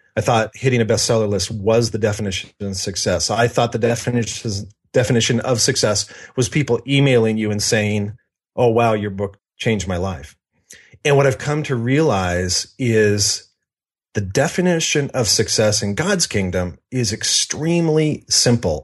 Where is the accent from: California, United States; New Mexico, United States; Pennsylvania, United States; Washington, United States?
Washington, United States; Seattle; also born or lived in Spokane; I was born in the Seattle area and lived there until I was eight years old, then moved to Spokane until I was fourteen, and then back to the Seattle area.